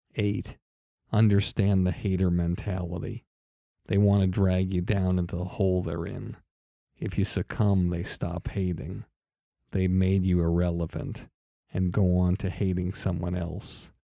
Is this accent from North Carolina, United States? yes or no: no; Longmeadow, Massachusetts, United States; I'm from Long Meadow, Massachusetts